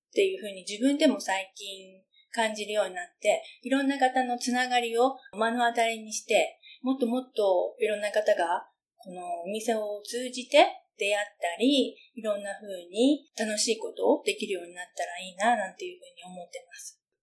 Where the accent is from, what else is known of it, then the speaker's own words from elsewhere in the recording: Japan; この街で私は生まれ育った